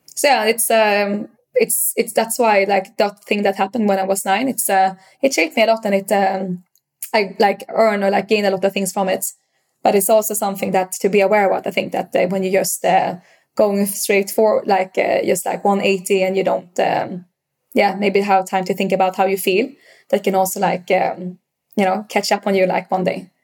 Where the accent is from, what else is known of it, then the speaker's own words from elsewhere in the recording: Stockholm, Stockholm County, Sweden; English is a second language; moved away as an adult; also born or lived in Vietnam / Moscow / China / Thailand; And I grew up in, in Sweden, in Stockholm. Uh, I was born in Vietnam